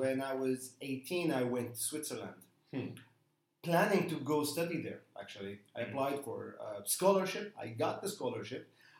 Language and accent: English; Damascus, Damascus Governorate, Syria; now in Istanbul, Turkey; So I was born in Damascus, but still, as a refugee, you don't get the right to apply for citizenship. Mm-hmm. You remain a Palestinian refugee all your life.